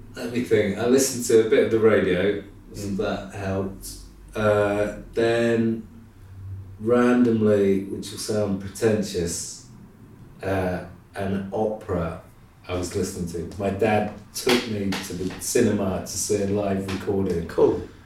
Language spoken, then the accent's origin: English; Midlands, United Kingdom; moved away as an adult; also born or lived in Nottingham / Cheltenham; now in London, United Kingdom; My parents are from, well, my mum's from London, my dad's from Reading, but I grew up in the Midlands